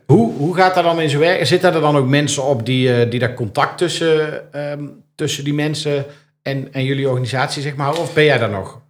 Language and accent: Dutch; Netherlands; wij daar als Nederlanders